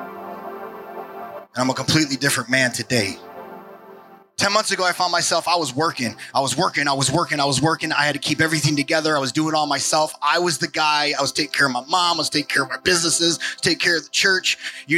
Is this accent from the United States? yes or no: yes; New York, United States; now in Portland, United States; I'm a New Yorker